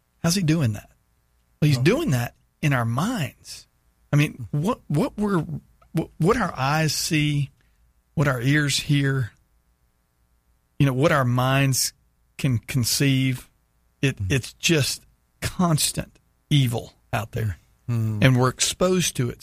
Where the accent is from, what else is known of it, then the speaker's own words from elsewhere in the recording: Texas, United States; my hometown in Texas